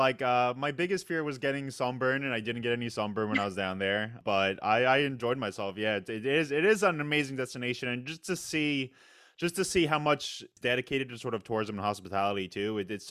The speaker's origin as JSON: {"language": "English", "region": "New York", "country": "United States", "said": "I'm from New York"}